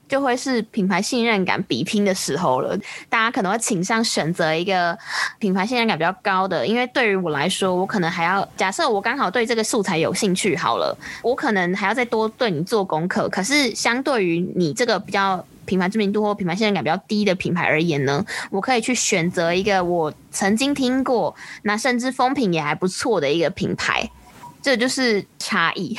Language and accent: Chinese; Taiwan; 我们是由台湾跟香港的行销人组成的行销 Podcast 节目